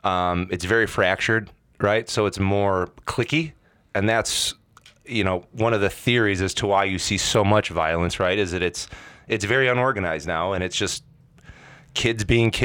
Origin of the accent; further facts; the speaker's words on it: Hoffman Estates, Illinois, United States; We walked a similar path coming up as kids, suburban kids, right? I came from Hoffman.